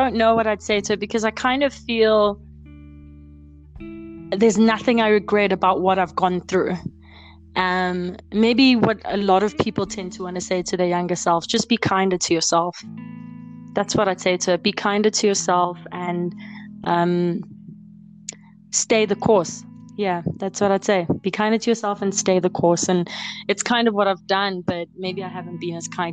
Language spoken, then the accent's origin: English; South Africa; as a South African